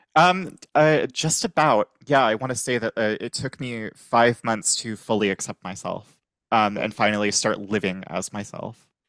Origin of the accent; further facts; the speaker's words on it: Virginia, United States; moved away as an adult; now in New Orleans, United States; I'm originally from Virginia.